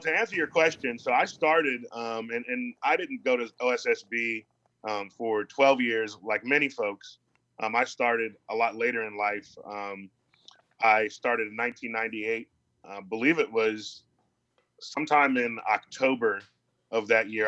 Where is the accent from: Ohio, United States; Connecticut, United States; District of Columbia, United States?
Ohio, United States; Columbus; I grew up in Columbus, Ohio.